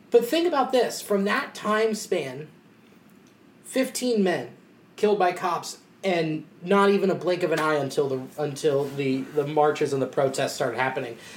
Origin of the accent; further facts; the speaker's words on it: Newtown, United States; I grew up in Newtown